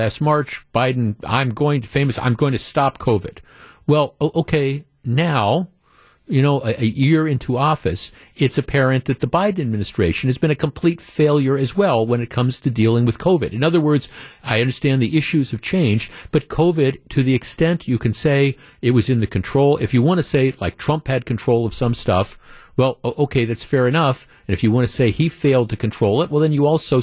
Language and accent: English; Glendale, Wisconsin, United States; I grew up in Glendale, went to Nicolet High School